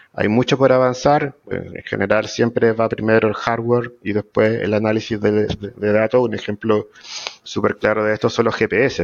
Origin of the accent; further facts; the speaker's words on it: La Serena, Coquimbo, Chile; moved away as an adult; now in Santiago, Chile; yo soy de La Serena, para empezar, del norte chico. A los 18 años me vine a Santiago a estudiar, ya me quedé acá